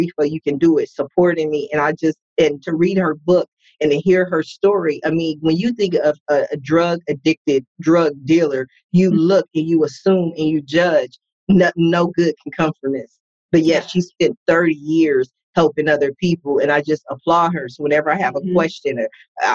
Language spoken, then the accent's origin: English; Columbus, Ohio, United States; I was raised in Columbus, Ohio